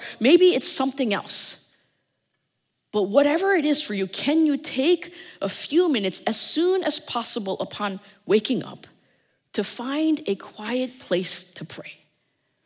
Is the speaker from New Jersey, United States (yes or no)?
yes; New Jersey, United States; I'm from New Jersey